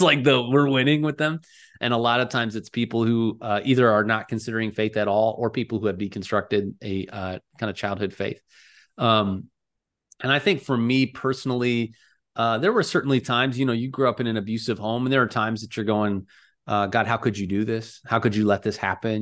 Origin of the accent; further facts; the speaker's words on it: Cleveland, Ohio, United States; now in Silicon Valley, United States; I grew up outside of Cleveland, this was where I uh, kind of spent a lot of my upbringing years